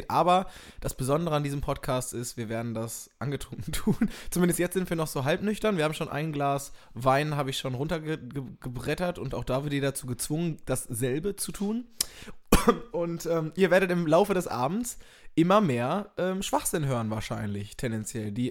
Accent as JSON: {"language": "German", "town": "Minden", "region": "North Rhine-Westphalia", "country": "Germany", "said": "Ich komme aus Minden in Westfalen, Ostwestfalen."}